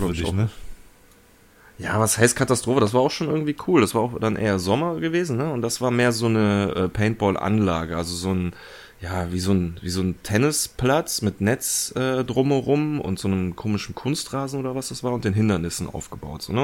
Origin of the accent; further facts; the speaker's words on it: Germany; bei uns in Deutschland